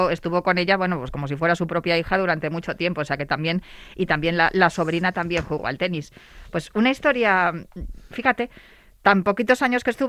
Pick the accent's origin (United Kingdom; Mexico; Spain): United Kingdom; yo vengo de, soy de, nacionalidad británica o vengo, vengo, no soy española, española, soy extranjera.